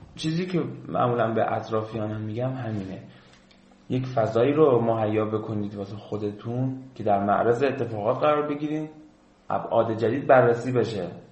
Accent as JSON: {"language": "Persian", "region": "Khuzestan", "country": "Iran", "moved": "as an adult", "said": "ما خوزستانی"}